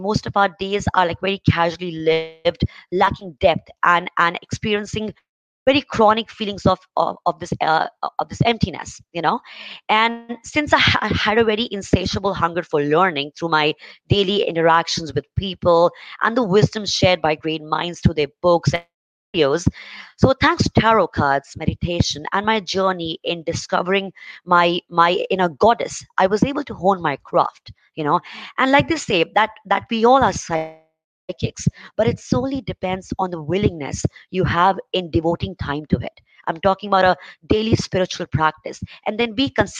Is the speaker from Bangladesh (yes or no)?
no; India; I'm from India